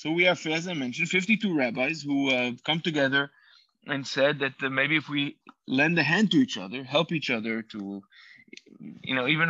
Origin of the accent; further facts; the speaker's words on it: Safed, Northern District, Israel; first language Hebrew; English is a second language; moved away as an adult; also born or lived in Uruguay; now in Istanbul, Turkey; I grew up in Sfat. My parents are Chabad Shluchim or emissaries of the Lubavitcher Rebbe.